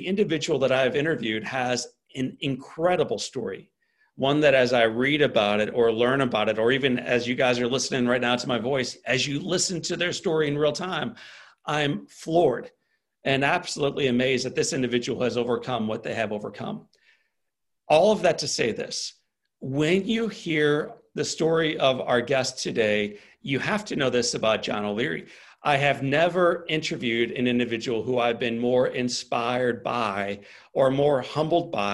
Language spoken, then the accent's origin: English; St. Louis, Missouri, United States; I'm from St. Louis, Missouri.